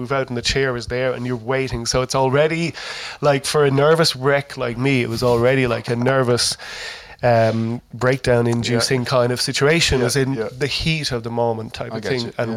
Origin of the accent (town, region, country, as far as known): Ireland